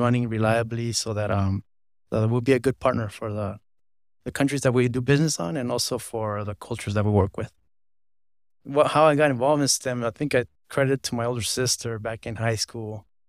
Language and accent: English; Los Angeles, California, United States; I was born in Los Angeles, California